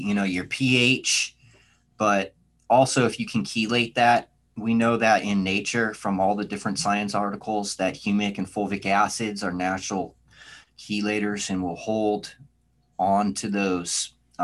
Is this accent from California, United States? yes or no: yes; San Diego, California, United States; moved away as an adult; now in Oklahoma, United States; I'm originally from San Diego